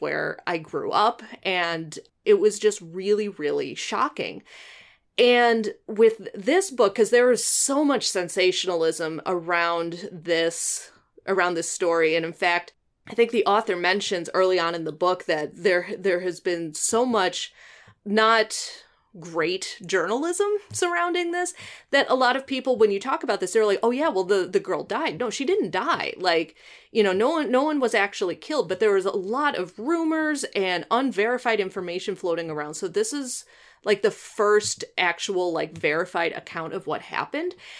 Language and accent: English; Illinois, United States; I grew up in Illinois, but we were very close to Wisconsin. We're less than an hour from Milwaukee